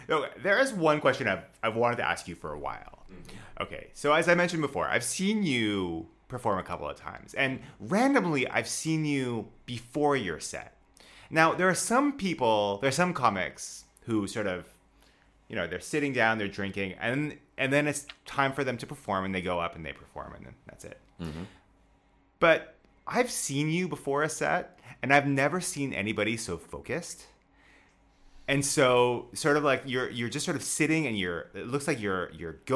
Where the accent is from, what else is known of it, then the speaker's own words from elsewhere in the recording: Wells-next-the-Sea, East of England, United Kingdom; moved away as an adult; now in Beijing, China; I grew up in Norfolk in the UK.